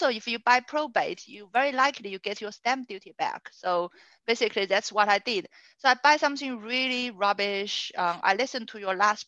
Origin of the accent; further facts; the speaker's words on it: China; now in Sutton, United Kingdom; I'm from China, and I live in Sutton.